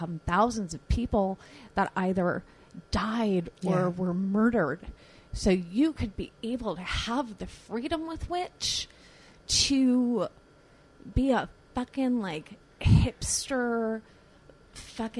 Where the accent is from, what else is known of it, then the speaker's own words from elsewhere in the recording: Long Island, New York, United States; I grew up out on Long Island